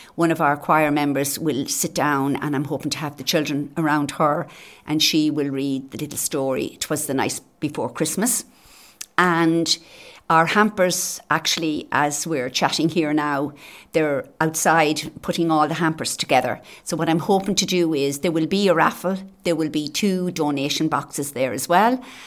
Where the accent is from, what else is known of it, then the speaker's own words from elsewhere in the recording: Naas, Leinster, Ireland; now in Carragh, Ireland; Naas would be my hometown where I was born and reared